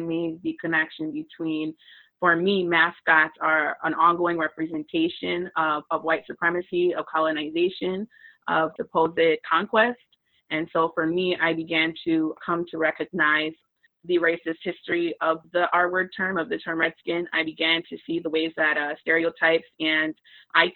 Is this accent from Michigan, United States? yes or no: yes; Lansing, Michigan, United States; moved away as an adult; now in Kalamazoo, United States; I'm from Lansing originally. That's where I was born and raised